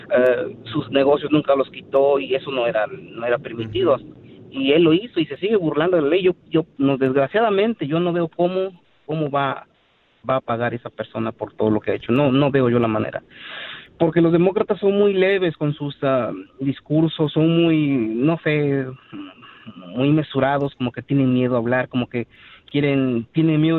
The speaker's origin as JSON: {"language": "Spanish", "country": "Mexico", "lives_now": "United States", "said": "Yo ah, vine de México hace 30 años y yo viví la, lo que es una corrupción allá en México"}